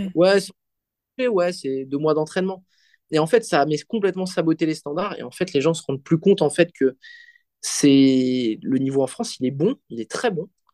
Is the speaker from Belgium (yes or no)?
yes; Belgium; je suis belge, je fais de la comp en Belgique